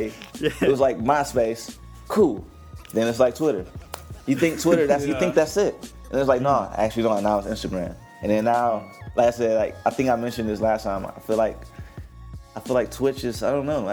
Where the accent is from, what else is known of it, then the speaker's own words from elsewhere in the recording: Detroit, Michigan, United States; I grew up on the East side of Detroit